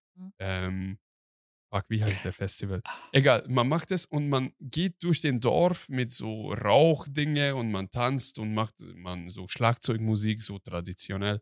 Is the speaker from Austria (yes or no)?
no; Hungary; now in Germany; Ich bin Ausländer, ich komme aus Ungarn und ich kenne nur die ungarische Variante